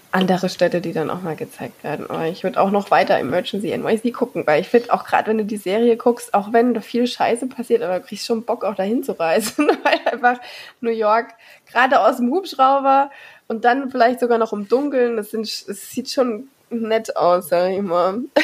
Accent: Germany; bei uns in Deutschland

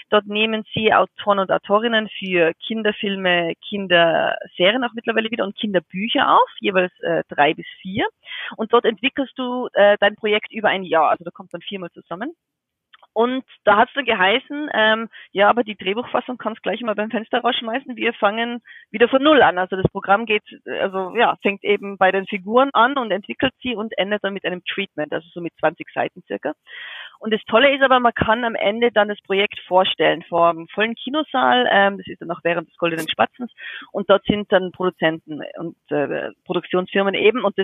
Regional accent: Innsbruck, Tyrol, Austria; Aber ähm, also ich bin ja aus Innsbruck in, in den Bergen, in Tirol.

